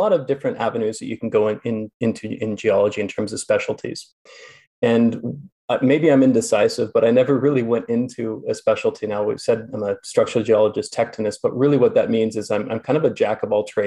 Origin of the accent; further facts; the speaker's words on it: near the Coast Mountains, British Columbia, Canada; now in Kelowna, Canada; I grew up near the Coast Mountains